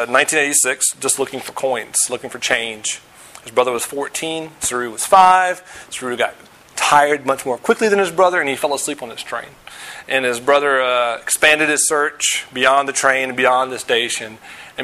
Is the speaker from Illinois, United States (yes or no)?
no; Virginia, United States; moved away; also born or lived in Denver / St. Louis; I grew up in Virginia. Lived in Denver, lived in St. Louis, live here.